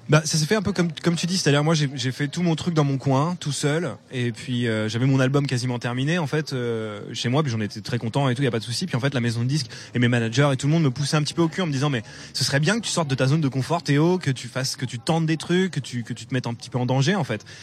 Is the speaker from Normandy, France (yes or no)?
yes; Normandy, France; moved away as an adult; en tant que bon normand